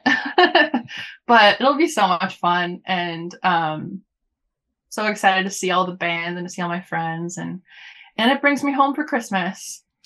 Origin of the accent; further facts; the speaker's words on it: Los Angeles, California, United States; moved away; growing up in Los Angeles